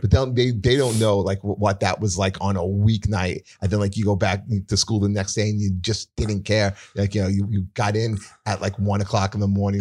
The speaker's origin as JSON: {"language": "English", "town": "New York City", "region": "New York", "country": "United States", "tie": "born or raised there", "said": "I grew up in Staten Island too"}